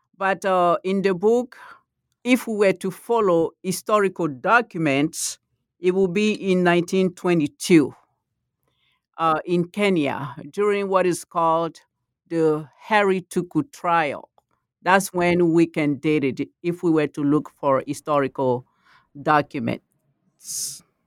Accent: Côte d’Ivoire; first language Malinke; English is a second language; moved away; also born or lived in Texas; I'm from the Ivory Coast

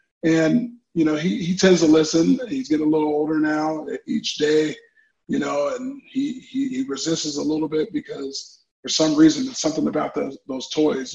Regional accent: Orange County, California, United States; I come from Southern California. Grew up in Orange County, California.

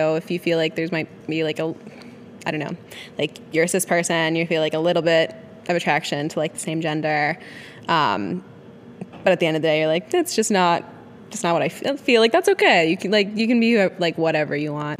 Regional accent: Wisconsin, United States; moved away as an adult; also born or lived in New York City / Los Angeles; we grew up in the same town together in Wisconsin

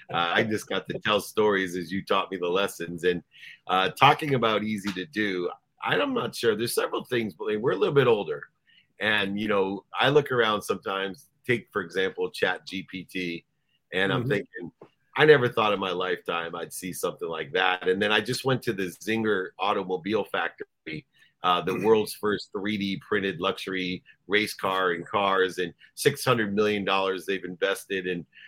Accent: San Diego, California, United States; I'm from San Diego.

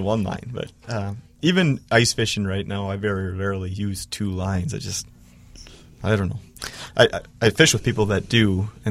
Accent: Wisconsin, United States; now in Minnesota, United States; I'm originally from Wisconsin

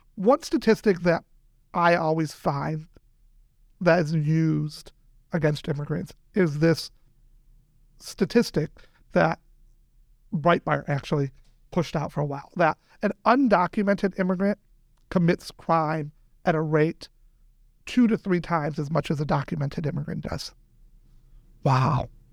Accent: Edwardsville, Illinois, United States; also born or lived in Iran / Michigan / Los Angeles; now in St. Louis, United States; we moved to Edwardsville in, I think, 82 and was raised here went to school in Edwardsville

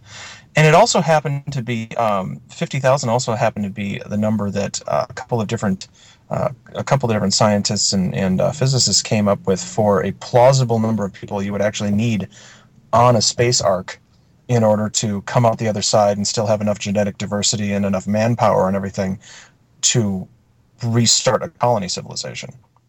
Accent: Wisconsin, United States; growing up in Wisconsin, as I did, you know, we didn't play Dungeons and Dragons on Sunday.

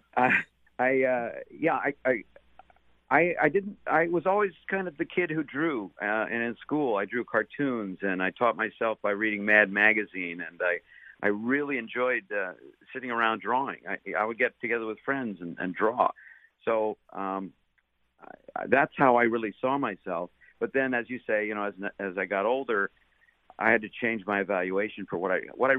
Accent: Los Angeles, California, United States; also born or lived in New York City; I walked to school. I lived in the Valley, San Fernando Valley. Rode my bike around, and back then in the '60s

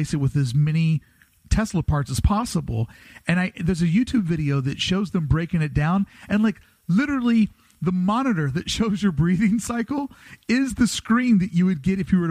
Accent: Kentucky, United States; now in Los Angeles, United States; I am from Kentucky. I do live next to the Hollywood Hills

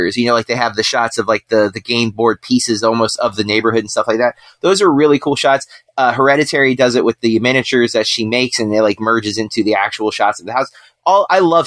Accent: United States; I'm from the States

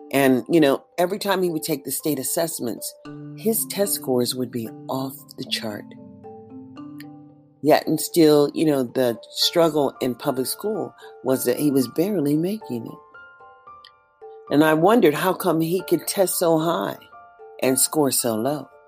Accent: Columbus, Mississippi, United States; born there; I'm an American citizen born in Columbus, Mississippi.

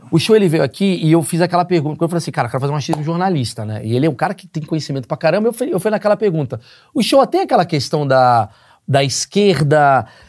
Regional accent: Rio de Janeiro, Brazil; moved away; eu nasci no Rio de Janeiro

